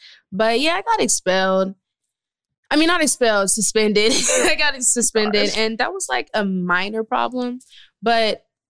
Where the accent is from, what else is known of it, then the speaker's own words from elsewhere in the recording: the Valley, California, United States; So I grew up in the Valley.